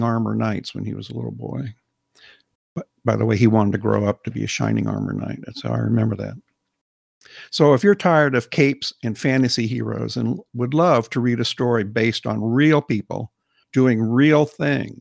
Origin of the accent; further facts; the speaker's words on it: United States; as an American